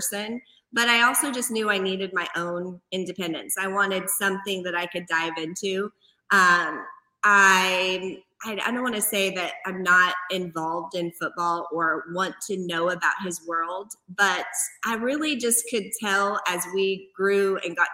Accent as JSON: {"language": "English", "town": "Hutchinson", "region": "Kansas", "country": "United States", "tie": "born or raised there", "moved": "as an adult", "lives_now": "Lawrence, United States", "said": "I'm from Hutchinson. It's, you know, 2.5 hours from here"}